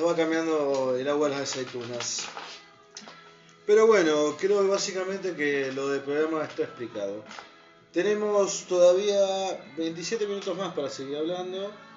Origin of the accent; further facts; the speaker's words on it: Santa Fe, Argentina; Nosotros somos de Argentina, nacimos acá en Santa Fe